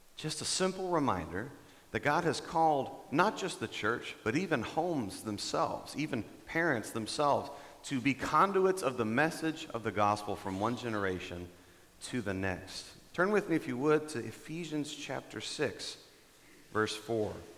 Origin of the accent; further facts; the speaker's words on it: Dallas, Texas, United States; moved away as an adult; now in Denver, United States; I'm from Texas. I'm from the Dallas area